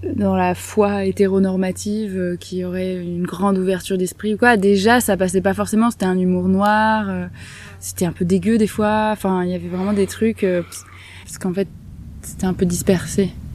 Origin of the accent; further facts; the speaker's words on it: Marseille, Provence-Alpes-Côte d'Azur, France; moved away as an adult; also born or lived in Lyon; now in Allier, France; je suis née à, Lyon, j'ai grandi à Marseille, j'ai toujours vécu dans des grandes villes